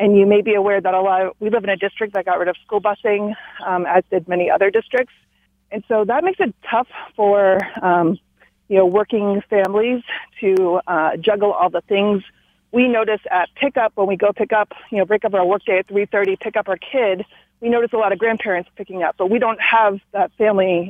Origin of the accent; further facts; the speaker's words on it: Allentown, Pennsylvania, United States; now in Royal Oak, United States; I'm from Allentown, Pennsylvania area.